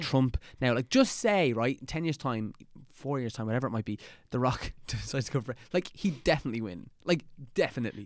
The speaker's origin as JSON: {"language": "English", "area": "Dublin", "region": "Leinster", "country": "Ireland", "said": "We're kind of from the same neck of the woods"}